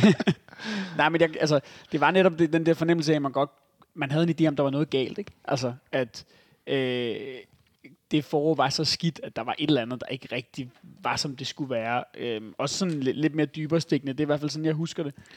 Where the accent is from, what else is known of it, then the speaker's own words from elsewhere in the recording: West Zealand, Denmark; i Vestsjælland, hvor jeg voksede op